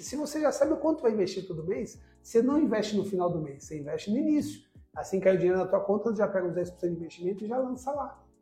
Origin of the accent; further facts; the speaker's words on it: Brazil; eu sou brasileiro